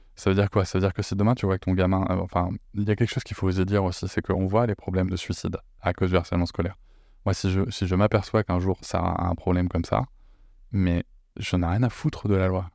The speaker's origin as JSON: {"language": "French", "town": "Bordeaux", "region": "Nouvelle-Aquitaine", "country": "France", "said": "je suis bordelais, mais visiblement, j'ai un côté marseillais qui ressort"}